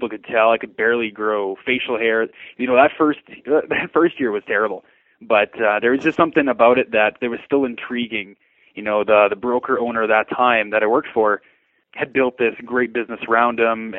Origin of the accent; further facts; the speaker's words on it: Lethbridge, Alberta, Canada; I was born and raised here in Lethbridge.